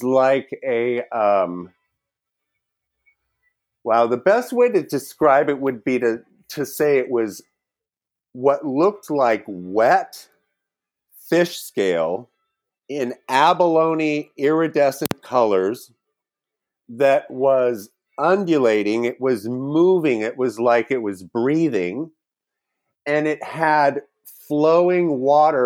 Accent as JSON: {"language": "English", "region": "California", "country": "United States", "tie": "born or raised there", "also_born_or_lived": "Wyoming", "lives_now": "Los Angeles, United States", "said": "we came out to California"}